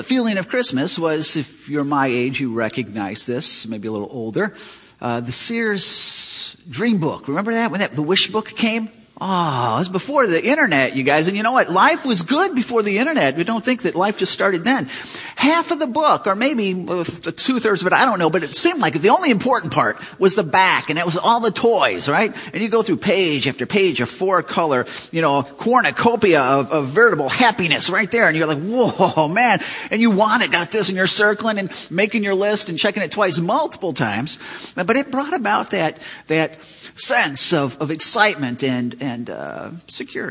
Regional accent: Chicago, Illinois, United States; I grew up in Chicago City

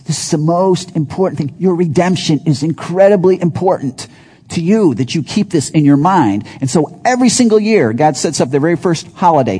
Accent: Chicago, Illinois, United States; also born or lived in Wisconsin; I grew up in Chicago, loved Chicago, in the city, but then we lived in the burbs most of that time.

